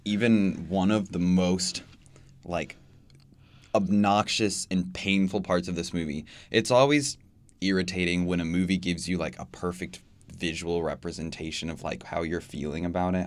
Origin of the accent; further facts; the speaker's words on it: Bloomington, Indiana, United States; I grew up in Bloomington and I am still here